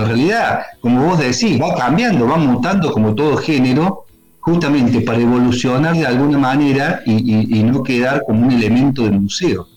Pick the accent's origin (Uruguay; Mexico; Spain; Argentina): Argentina; Río Tercero, Córdoba; Nosotros somos de Río Tercero, del interior cordobés